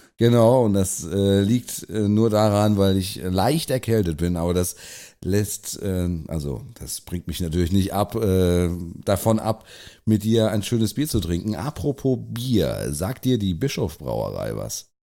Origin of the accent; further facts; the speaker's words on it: Germany; uns als Deutsche